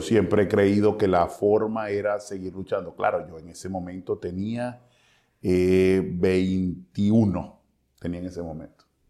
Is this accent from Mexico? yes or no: no; Cabimas, Zulia, Venezuela; yo no soy de Maracaibo, yo soy de Cabima